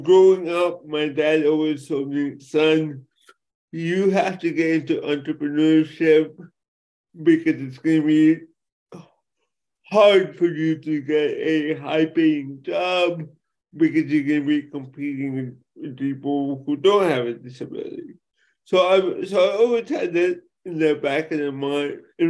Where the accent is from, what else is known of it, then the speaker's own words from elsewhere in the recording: Los Angeles, California, United States; I'm born and raised in Los Angeles, California